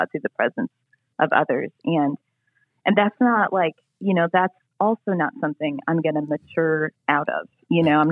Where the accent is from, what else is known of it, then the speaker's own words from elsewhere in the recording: United States; I am American